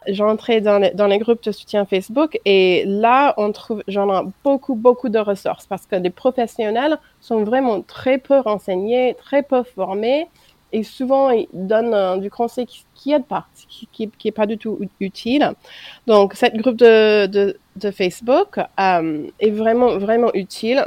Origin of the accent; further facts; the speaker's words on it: United States; French is a second language; moved away as an adult; now in France